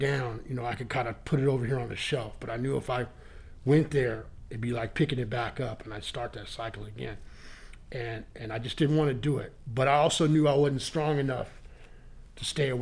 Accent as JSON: {"language": "English", "region": "Northern California", "country": "United States", "moved": "as an adult", "lives_now": "Boston, United States", "said": "I'm from Northern California."}